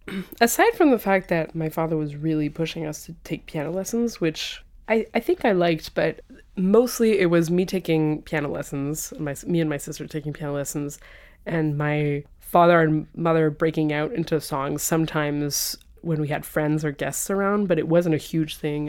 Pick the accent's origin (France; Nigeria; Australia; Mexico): France; moved away as an adult; also born or lived in London, United Kingdom / Switzerland / Italy; now in Boston, United States; I came to France with my family when I was six